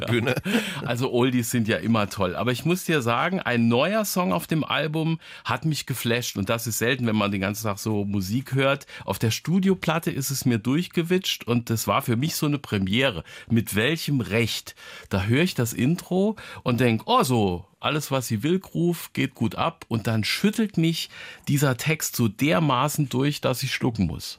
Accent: Zweibrücken, Rhineland-Palatinate, Germany; meiner Heimatstadt Zweibrücken

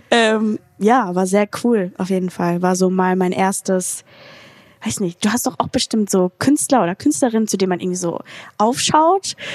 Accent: Mannheim, Baden-Württemberg, Germany; aus Mannheim.

